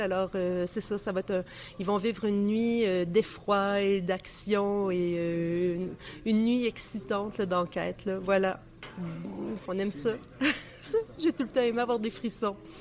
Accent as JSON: {"language": "French", "town": "Saint-Thomas-d'Aquin", "region": "Quebec", "country": "Canada", "tie": "born or raised there", "said": "j'habitais à la campagne quand j'étais petite, à Saint-Thomas-d'Aquin"}